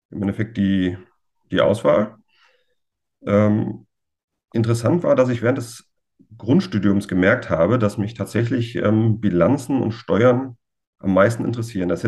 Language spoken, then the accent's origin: German; Düsseldorf, North Rhine-Westphalia, Germany; born there; hängt mit meinem Geburtsort völlig überraschend zusammen und ja, eigentlich ist meine ganze Familie ähm, Fan von Fortuna.